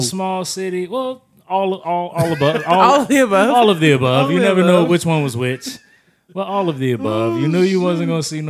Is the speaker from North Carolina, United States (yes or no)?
yes; North Carolina, United States; I come from North Carolina